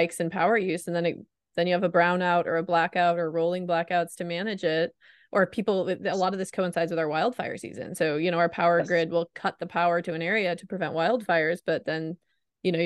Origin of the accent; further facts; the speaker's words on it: Oregon, United States; I grew up in the Pacific Northwest. I'm a native Oregonian